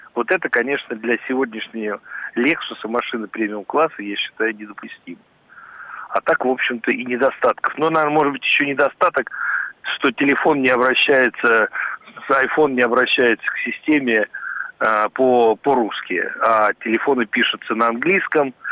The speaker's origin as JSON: {"language": "Russian", "region": "Moscow", "country": "Russia", "said": "я москвич, мне 58 лет"}